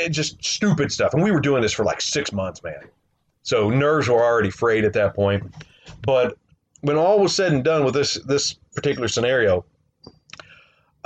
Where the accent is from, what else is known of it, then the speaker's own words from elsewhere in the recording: Southern West Virginia, United States; moved away; growing up in Southern West Virginia